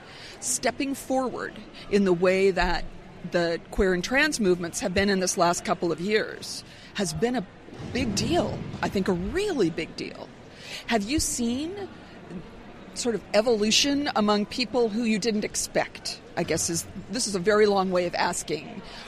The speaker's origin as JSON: {"language": "English", "area": "San Francisco Bay Area", "region": "California", "country": "United States", "tie": "born or raised there", "said": "I grew up in the San Francisco Bay Area"}